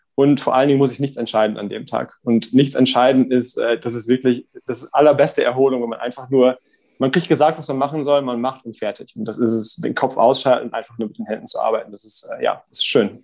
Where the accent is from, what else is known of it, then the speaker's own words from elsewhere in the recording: Davensberg, North Rhine-Westphalia, Germany; moved away as an adult; also born or lived in Münster / Mannheim; bin da aufgewachsen in einem Dorf, das heißt Davensberg, 1800 Einwohner